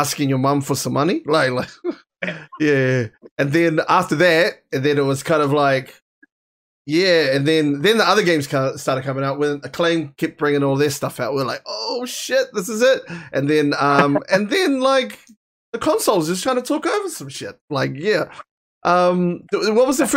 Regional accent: New Zealand

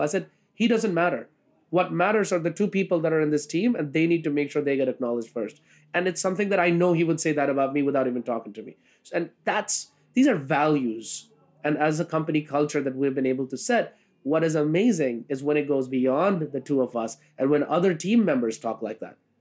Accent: India; now in New York City, United States; who's from India

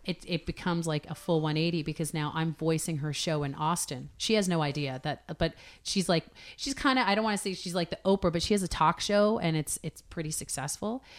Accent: Hamilton, Ontario, Canada; I grew up in Hamilton, so Great Big Steel City

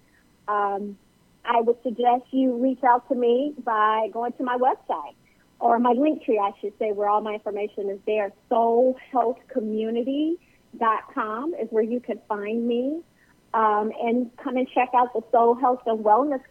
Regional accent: Chicago, Illinois, United States; I grew up in Chicago

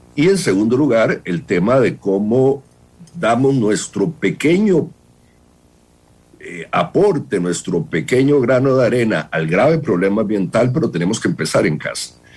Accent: Costa Rica

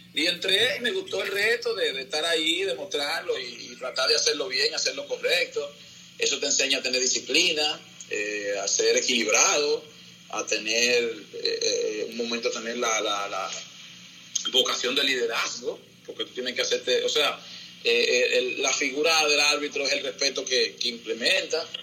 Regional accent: Santo Domingo, Distrito Nacional, Dominican Republic; also born or lived in Nizao, San José de Ocoa; me trajeron a la capital y entonces aquí nada, aquí vivíamos en Capotillo, ahí me crié

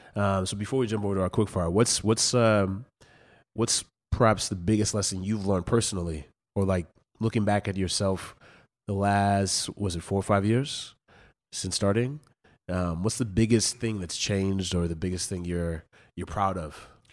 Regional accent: West Coast, United States; I'm from the West Coast

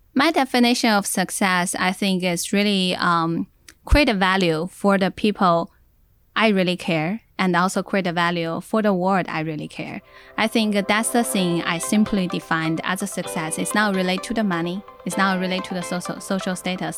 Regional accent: Inner Mongolia, China; now in Silicon Valley, United States; I was from Inner Mongolia and in Silicon Valley

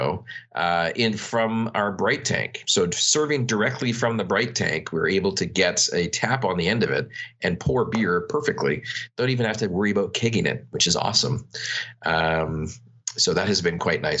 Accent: Canada; I'm Canadian

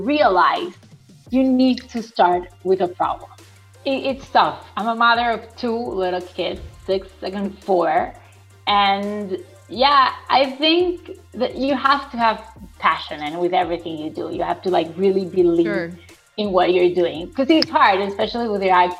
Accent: Venezuela; English is a second language; moved away; also born or lived in Guatemala; I grew up in Venezuela.

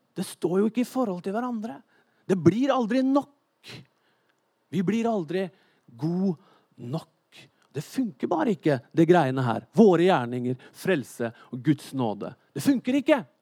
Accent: Norway; jeg er nordmenn

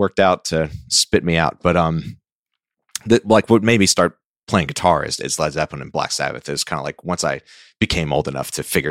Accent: New Orleans, Louisiana, United States; now in Nashville, United States; I grew up right outside of New Orleans.

